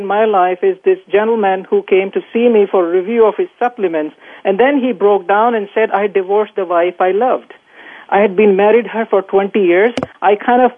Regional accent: Bhopal, Madhya Pradesh, India; moved away as an adult; now in United States; I grew up in India in a small town

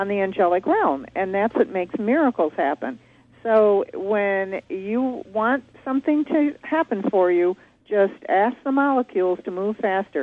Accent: Michigan, United States; I was born and raised in Michigan

